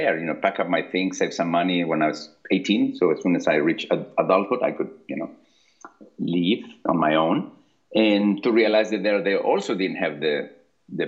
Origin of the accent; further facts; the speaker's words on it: Lima, Peru; moved away as an adult; I grew up in Lima, Peru, until I finished high school